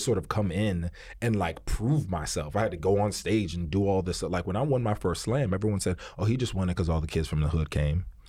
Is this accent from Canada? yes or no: no; New York City, New York, United States; I'm from Harlem, you know what I mean, uptown. So I was raised in a very particular way